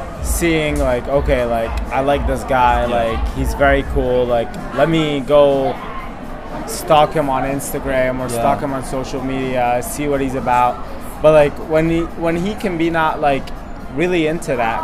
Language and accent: English; Egypt; I'm from Egypt